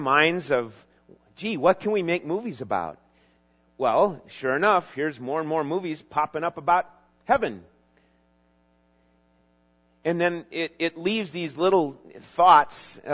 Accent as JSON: {"language": "English", "region": "Minnesota", "country": "United States", "tie": "born or raised there", "said": "even as a junior high and high school young guy in growing up in Minnesota"}